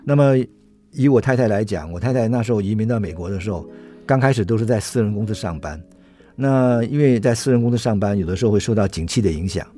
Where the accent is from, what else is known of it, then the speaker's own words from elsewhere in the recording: Taiwan; 因为我们是台湾人，那不是当地的美国人